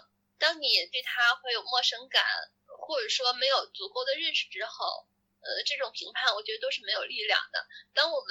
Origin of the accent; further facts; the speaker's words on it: China; 作为一个中国人这个身份上来讲的这个